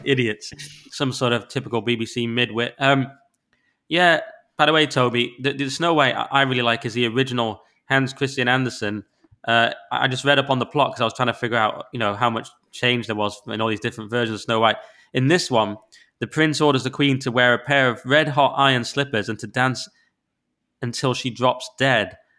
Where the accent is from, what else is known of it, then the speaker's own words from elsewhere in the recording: the north of England, United Kingdom; accent: northern; I've got a northern accent